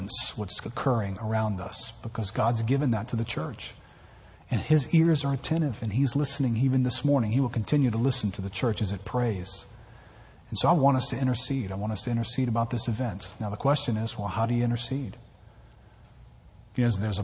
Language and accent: English; New Orleans, Louisiana, United States; I'm from here. I've lived here my whole life